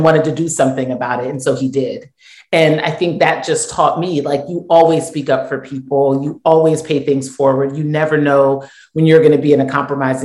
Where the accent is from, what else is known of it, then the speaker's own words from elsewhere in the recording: United States; I am first generation Nigerian. So I was born here in the States, but both of my parents were born in Nigeria